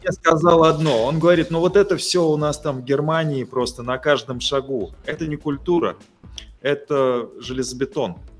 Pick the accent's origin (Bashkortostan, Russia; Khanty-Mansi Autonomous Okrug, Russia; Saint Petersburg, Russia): Bashkortostan, Russia; Ufa; как уфимец с почти 50-летним стажем